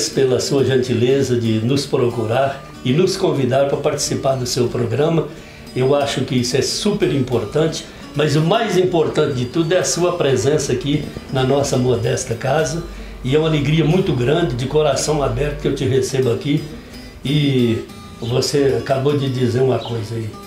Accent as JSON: {"language": "Portuguese", "town": "Carmo do Paranaíba", "region": "Minas Gerais", "country": "Brazil", "tie": "born there", "said": "eu nasci na Fazenda Gordura, que é uma numa serra que fica do outro lado do Campo do Meio."}